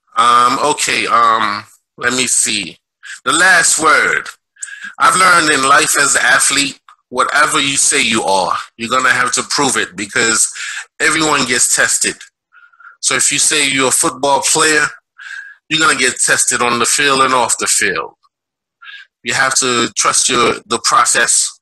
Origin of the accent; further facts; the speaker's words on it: Haiti; now in Brooklyn, United States; I'm from Haiti. Um, I live in Brooklyn, New York.